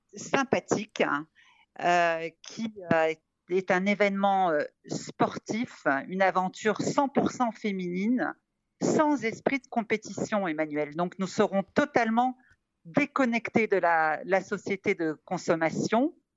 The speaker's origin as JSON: {"language": "French", "town": "Casablanca", "region": "Casablanca-Settat", "country": "Morocco", "tie": "born or raised there", "moved": "yes", "lives_now": "France", "said": "je suis née à Casablanca, d'où mon surnom, et je navigue entre deux cultures, l'occidentale et l'orientale"}